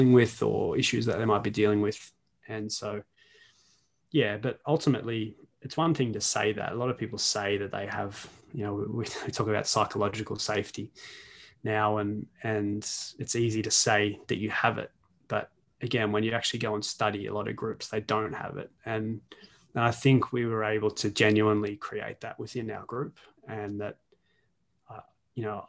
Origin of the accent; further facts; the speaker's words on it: Australia; I'm Australian